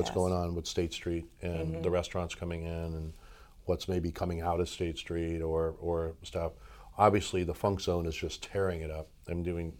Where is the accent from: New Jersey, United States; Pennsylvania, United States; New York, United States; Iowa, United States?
New York, United States; now in Santa Barbara, United States; I'm from New York.